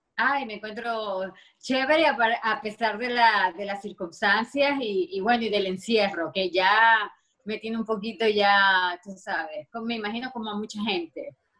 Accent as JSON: {"language": "Spanish", "town": "Maracaibo", "region": "Zulia", "country": "Venezuela", "moved": "as an adult", "lives_now": "Los Angeles, United States", "said": "ya yo tengo más tiempo viviendo aquí en Los Ángeles que lo que viví en Venezuela"}